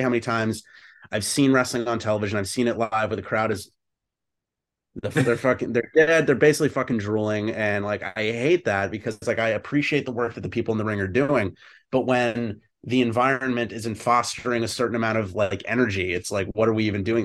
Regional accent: Merrick, New York, United States; my hometown, Merrick, Long Island, which is a lot of fun

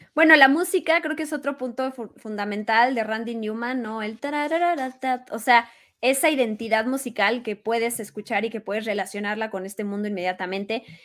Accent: Mexico; somos mexicanos

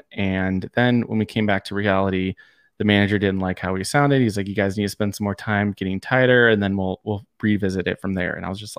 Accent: San Diego, California, United States; I mean, growing up in San Diego, I was the pop punk scene was born and bred.

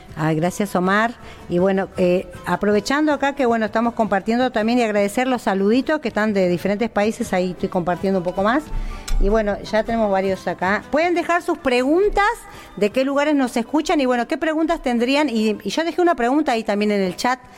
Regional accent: Perico, Jujuy, Argentina; comunidades como el Pongo, de donde soy yo, de Perico

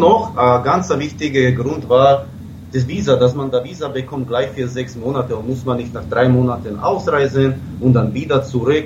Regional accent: Slovakia; moved away; ich komme aus der Slowakei

